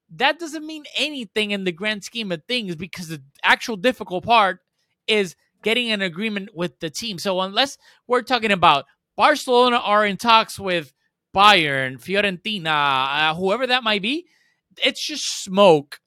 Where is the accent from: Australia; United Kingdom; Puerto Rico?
Puerto Rico; also born or lived in Spain; I'm from Puerto Rico. I'm not, to me, the way I was brought up and that I grew up here